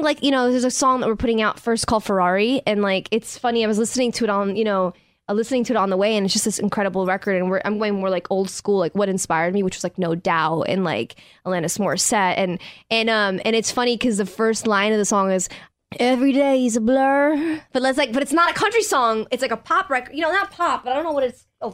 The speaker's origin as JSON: {"language": "English", "region": "New York", "country": "United States", "tie": "born or raised there", "said": "I grew up in New York"}